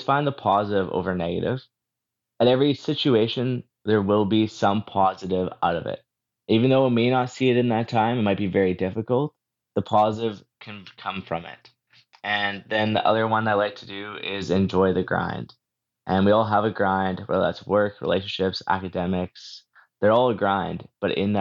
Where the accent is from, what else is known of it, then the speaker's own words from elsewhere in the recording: Moose Jaw, Saskatchewan, Canada; So I was born and raised in Moose Jaw, Saskatchewan, and I grew up there